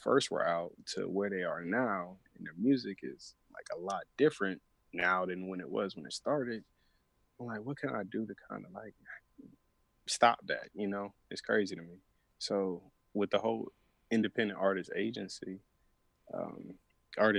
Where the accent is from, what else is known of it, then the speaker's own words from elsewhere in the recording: Atlanta, Georgia, United States; I'll still keep my Atlanta ties